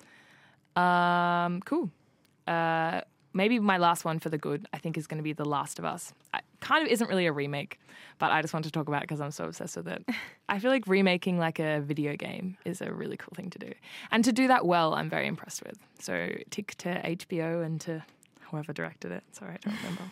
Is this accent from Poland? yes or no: no; Australia; accent: Australian; my Australian accent